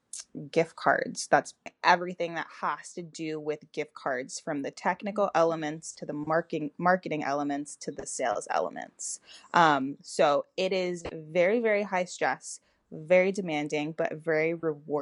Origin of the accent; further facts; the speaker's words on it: Toronto, Ontario, Canada; moved away as an adult; now in Atlanta, United States; So I'm originally from Toronto, Canada, and I moved to the U.S. and I've been here for a little over a decade now.